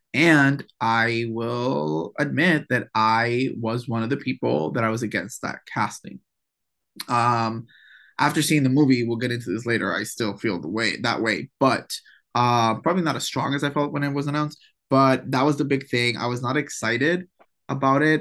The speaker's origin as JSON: {"language": "English", "country": "Puerto Rico", "accent": "Puerto Rican", "said": "my Puerto Rican accent"}